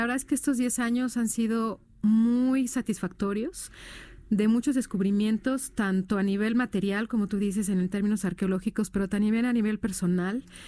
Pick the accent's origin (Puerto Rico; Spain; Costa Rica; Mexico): Mexico; somos los únicos mexicanos que hemos trabajado en Israel